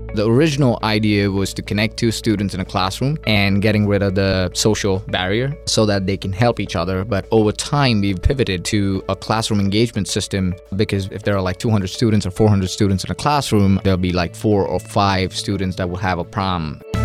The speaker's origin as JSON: {"language": "English", "country": "India", "tie": "born or raised there", "moved": "as an adult", "lives_now": "Mississippi, United States", "said": "I'm originally from India, born and raised for twenty-one years"}